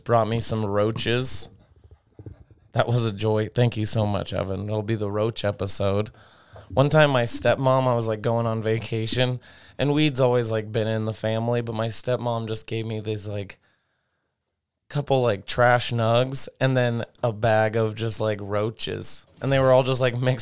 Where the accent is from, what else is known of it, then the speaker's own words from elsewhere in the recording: Idaho, United States; I've got an Idaho public school system, GED